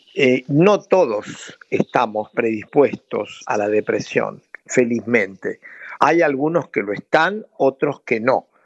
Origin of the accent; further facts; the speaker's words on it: Buenos Aires, Argentina; moved away as an adult; also born or lived in Rosario, Argentina; now in France; Yo soy de origen rosarino, efectivamente, pero es el origen solamente porque viajé a Buenos Aires, mi familia viajó a Buenos Aires como tenía 10 años, así que me formé en, la Universidad de Buenos Aires